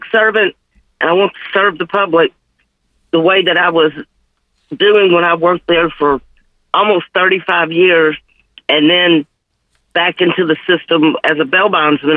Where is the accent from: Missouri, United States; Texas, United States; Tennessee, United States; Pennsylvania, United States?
Tennessee, United States; Memphis; I'm born and raised in Memphis, been here my whole